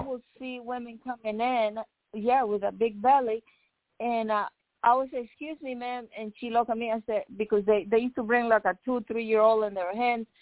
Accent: Nicaragua; now in United States; I'm from Nicaragua

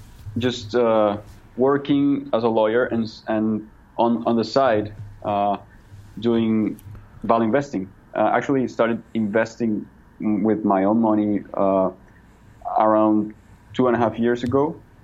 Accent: Villavicencio, Meta, Colombia; now in Bogotá, Colombia

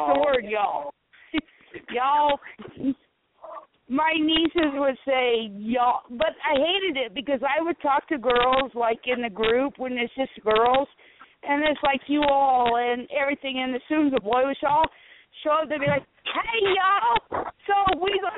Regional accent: South Carolina, United States; I grew up in South Carolina, and everybody says y'all

